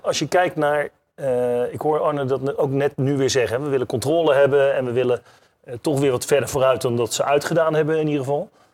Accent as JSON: {"language": "Dutch", "country": "Netherlands", "said": "als Nederlanders"}